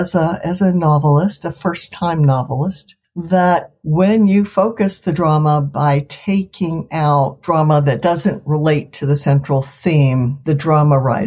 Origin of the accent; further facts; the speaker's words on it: Washington, District of Columbia, United States; moved away as an adult; now in Chatham County, North Carolina, United States; I'm from Washington, D.C.